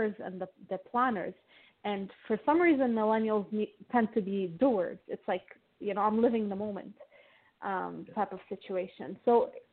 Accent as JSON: {"language": "English", "country": "Lebanon", "tie": "born or raised there", "moved": "yes", "lives_now": "Toronto, Canada", "said": "I grew up in Lebanon, and Lebanon is a war-torn country."}